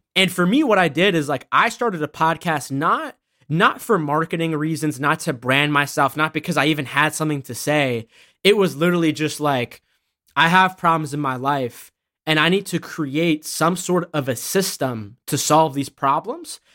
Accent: Massachusetts, United States; also born or lived in Boston; I was born in Massachusetts

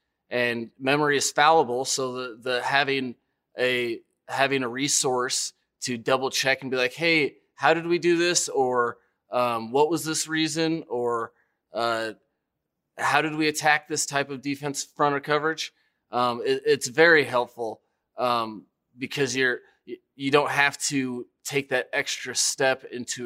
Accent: Denver, Colorado, United States; growing up in Denver and just that area

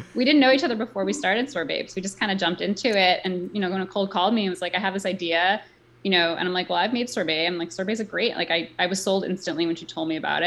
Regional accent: New York City, New York, United States; I grew up in New York City

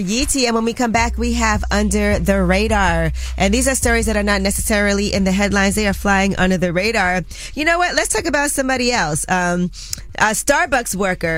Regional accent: New York, United States; I'm a New Yorker

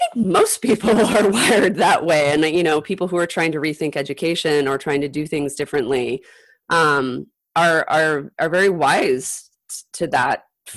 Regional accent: Utah, United States; moved away as an adult; also born or lived in Illinois; growing up in Utah

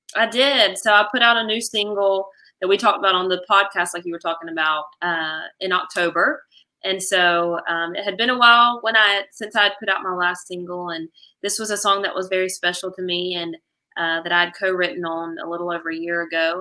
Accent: Angier, North Carolina, United States; here in my hometown

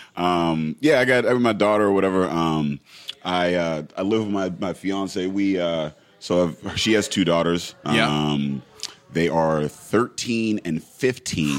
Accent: Braddock, Pennsylvania, United States; I grew up in Braddock, um, and we we had a house

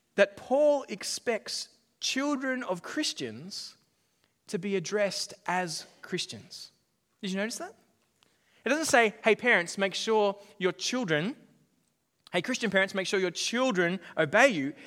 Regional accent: Australia; my background as, as an Australian

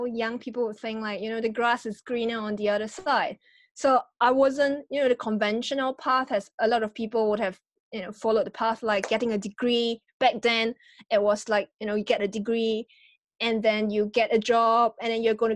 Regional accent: Singapore; now in United Kingdom; I'm originally from Singapore.

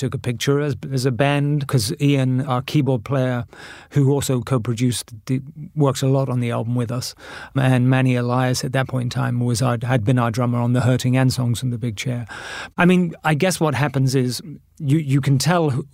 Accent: Bath, South West England, United Kingdom; moved away as an adult; also born or lived in New York; my hometown of Bath

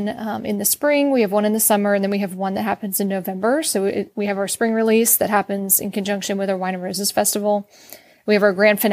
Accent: outside of Philadelphia, Pennsylvania, United States; moved away as an adult; also born or lived in Virginia / North Carolina; now in Texas, United States; I'm originally from Pennsylvania and we grew up outside of Philadelphia

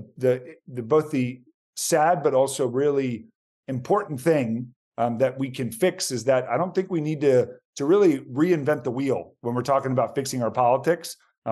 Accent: Tysons Corner, Virginia, United States; So I actually born and raised in Virginia, son of immigrants. So both my parents are from Argentina. I'm one of six kids, so a big Hispanic family.

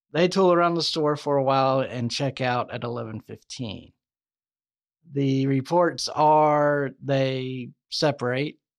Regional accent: the South, United States; I'm from the South

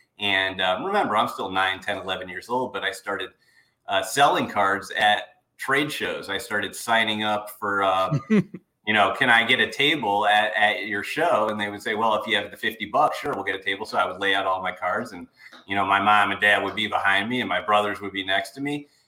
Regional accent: Cleveland, Ohio, United States; now in Chicago, United States; I'm from Cleveland, Ohio.

